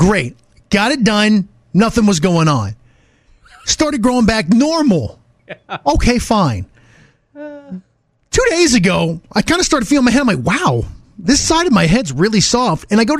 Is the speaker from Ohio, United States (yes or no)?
yes; Ohio, United States; now in Atlanta, United States; when I was growing up in Ohio